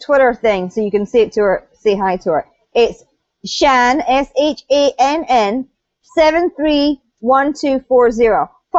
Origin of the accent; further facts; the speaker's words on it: United Kingdom; I'm British